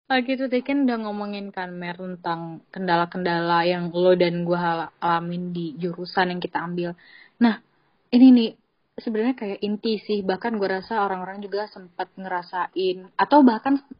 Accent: Sumatra, Indonesia; kayak gue juga dari Sumatera gitu kan dan merantau di uh, kampus luar pulau

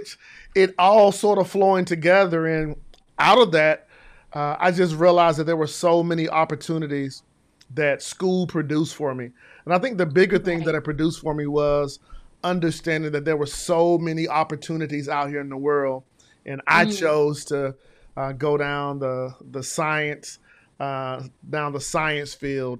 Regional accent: Decatur, Georgia, United States; I grew up here in the Atlanta area with the school at Southwest DeKalb in Decatur, Georgia.

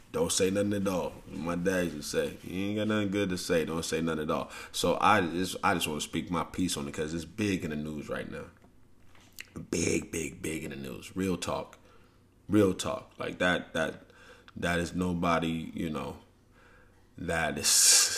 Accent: St. Louis, Missouri, United States; when I grew up in St. Louis

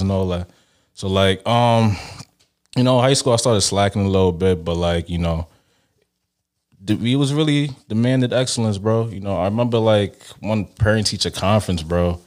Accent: Brooklyn, New York, United States; also born or lived in Nigeria / Canada; Nigerian born, Brooklyn raised

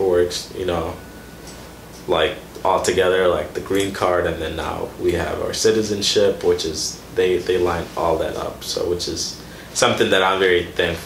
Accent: Kenya; moved away; also born or lived in Sudan; I was born in Sudan, raised in Kenya

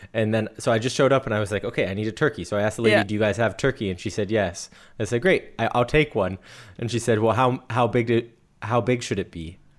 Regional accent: United States; now in Germany; And I'm an American living in Germany.

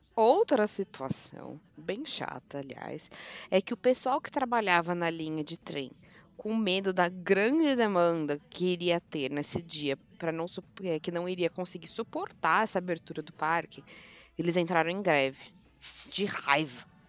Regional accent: Brazil; nós brasileiros

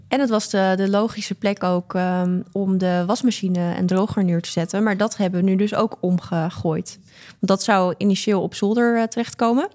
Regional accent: Amsterdam, North Holland, Netherlands; Ik ben 25 jaar oud, geboren getogen in Amsterdam.

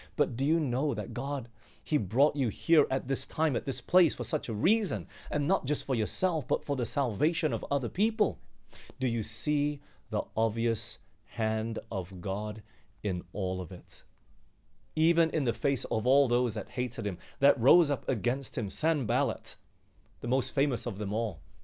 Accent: Australia; moved away as an adult; I'll go back home. My, my parents are back there in Australia and they asked me to come back

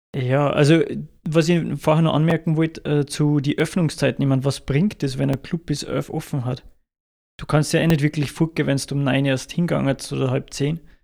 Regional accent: Salzburg, Austria; bei uns in Salzburg

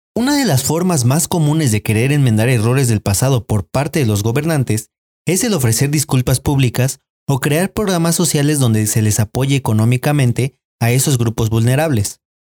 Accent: Mexico; la identidad que se nos ha inculcado es la misma que nos ha hecho creer que México es uno y sin matices

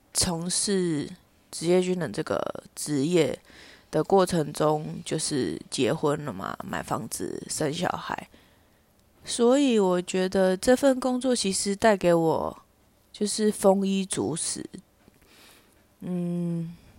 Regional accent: Tainan, Taiwan; 我的生活圈就是在台南

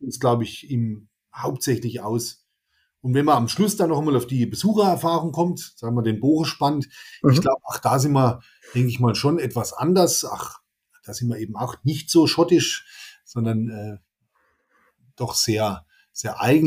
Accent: Amorbach, Bavaria, Germany; zu meinem Heimatort Ammerbach

